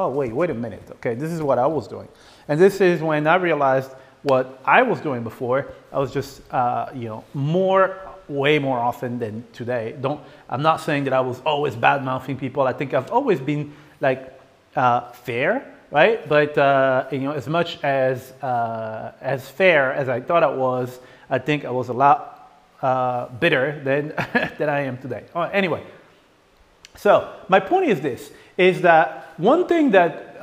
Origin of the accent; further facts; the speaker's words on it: France; moved away; I grew up in France